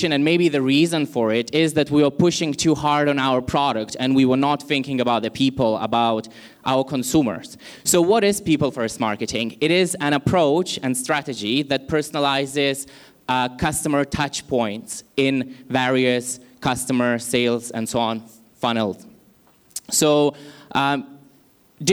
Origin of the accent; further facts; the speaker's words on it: Lithuania; now in Malaysia; Originally, I come from Lithuania, but I've been in Malaysia for quite some time.